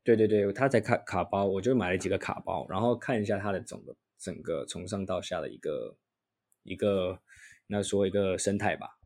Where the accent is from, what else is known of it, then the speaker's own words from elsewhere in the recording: Taiwan; 我们台湾人对于英文不是那么的强项嘛